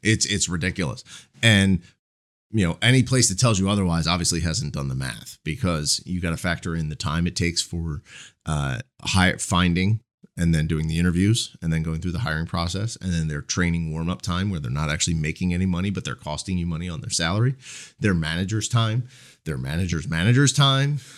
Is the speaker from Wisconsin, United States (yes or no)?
no; Marlton, New Jersey, United States; The first Commerce Bank, uh, branch was actually in my, uh, in my hometown. It was, they, they're, they were headquartered in, in Cherry Hill, New Jersey. And the first one was, their first chain was actually in Marlton.